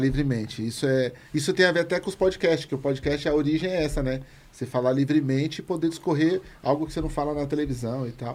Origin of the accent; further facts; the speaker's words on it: São Paulo, Brazil; Eu falei, no Jardim Comercial ali